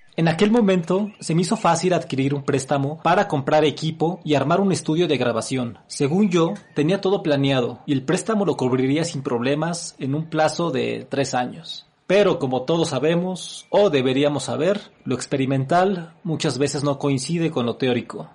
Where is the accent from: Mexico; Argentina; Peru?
Mexico; also born or lived in Mexico City; now in Apango, Mexico; vivir cerca del campus central de la máxima casa de estudios en mi país